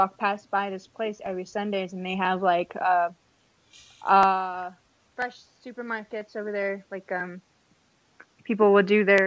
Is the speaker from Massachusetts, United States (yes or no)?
no; Kailua, Hawaii, United States; moved away; I'm from Kailua side